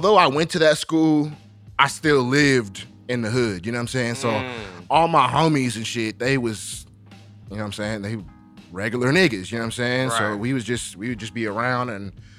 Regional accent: Riverside, California, United States; I'm from, born and raised in Riverside, bro. Spent my whole life out there

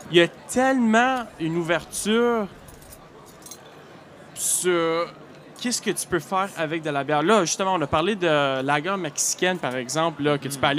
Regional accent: Northern Ontario, Canada; accent: Franco-Ontarian; moved away as an adult; now in Quebec City, Canada; moi, je suis pas original de la Gaspésie, comme plusieurs y pensent, simplement parce que je représente les caribou, mais moi, je suis originaire du nord de l'Ontario.

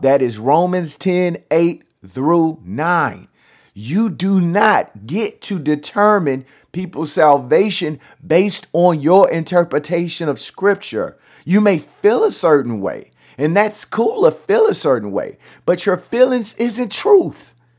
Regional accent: Louisiana, United States; I'm from Louisiana

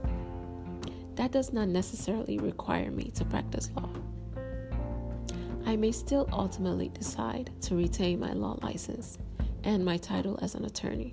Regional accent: Nigeria; As a Nigerian

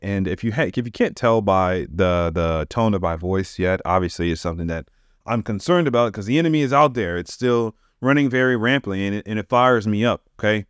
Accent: United States; I'm American. That's where I live

